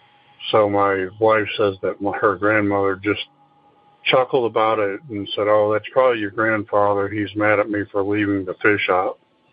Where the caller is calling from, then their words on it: Oklahoma City, Oklahoma, United States; from Oklahoma City again.